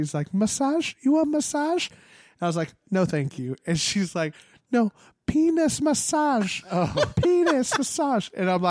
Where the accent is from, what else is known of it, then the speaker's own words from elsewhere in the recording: San Francisco, California, United States; Where are you from? I'm like, San Francisco.